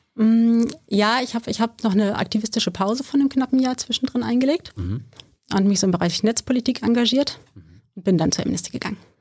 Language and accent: German; Wißmar, Hesse, Germany; moved away as an adult; now in Berlin, Germany; ich bin auf dem Dorf aufgewachsen